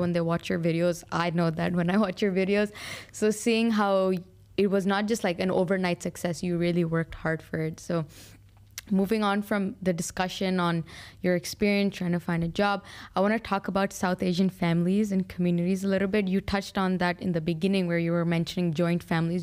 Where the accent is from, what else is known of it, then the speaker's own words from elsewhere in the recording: Al Ain, Abu Dhabi, United Arab Emirates; I was born and raised in Alain.